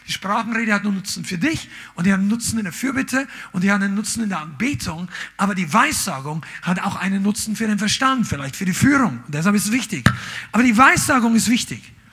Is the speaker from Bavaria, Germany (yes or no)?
yes; Amberg, Bavaria, Germany; also wir sind in, in Amberg aufgewachsen, das war in der Oberpfalz und in Nürnberg gab es damals einen schönen Zoo.